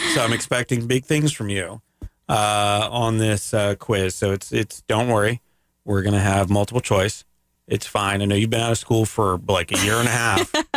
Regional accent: Canada; I'm from Canada

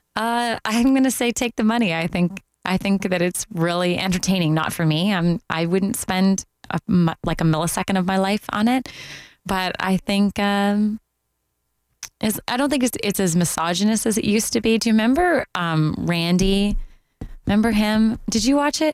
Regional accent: Canada; moved away as an adult; also born or lived in Toronto; now in Orlando, United States; being Canadian

